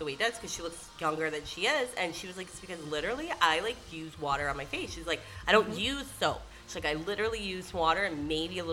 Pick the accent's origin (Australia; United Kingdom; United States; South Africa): United States; Michigan; we're both, yeah, from Michigan